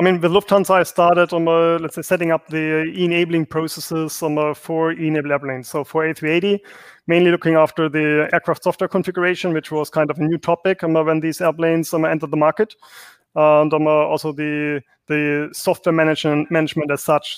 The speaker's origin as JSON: {"language": "English", "country": "Germany", "moved": "yes", "said": "I'm originally from Germany, so Germany."}